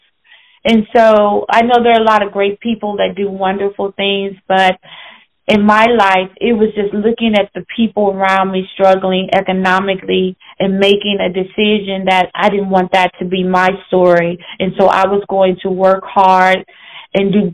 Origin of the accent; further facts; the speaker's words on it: St. Louis, Missouri, United States; I was raised partly in Illinois and St. Louis, Missouri.